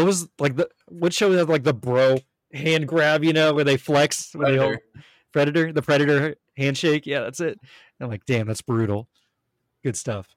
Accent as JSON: {"language": "English", "country": "United States", "said": "As an American, I am very politically charged"}